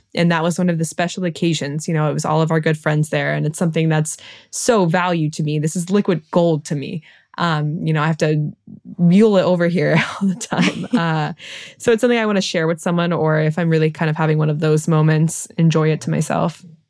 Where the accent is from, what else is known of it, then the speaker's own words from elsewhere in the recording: Cincinnati, Ohio, United States; moved away as an adult; now in Paris, France; I'm from Cincinnati